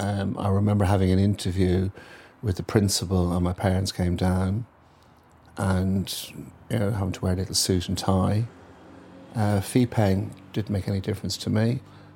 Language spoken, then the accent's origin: English; Blackrock, County Dublin, Ireland; now in London, United Kingdom; I'm 61 years of age, and I'm from Blackrock, County Dublin, living in London, South London.